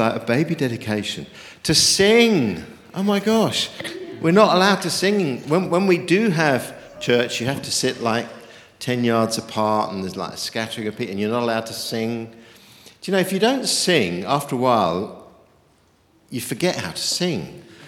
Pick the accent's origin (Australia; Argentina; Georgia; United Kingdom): United Kingdom; also born or lived in New Zealand; I'm a Brit who's escaped the frozen north